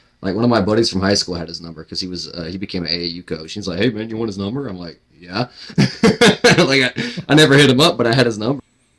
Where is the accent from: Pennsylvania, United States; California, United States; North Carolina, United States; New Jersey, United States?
North Carolina, United States; Durham; I'm from North Carolina, so I'm from Durham. I used to work for Duke